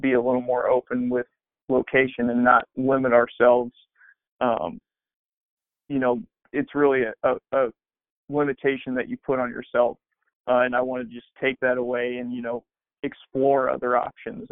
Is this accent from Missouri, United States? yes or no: yes; Kansas City, Missouri, United States; my wife's family's from Kansas City, I'm from Kansas City.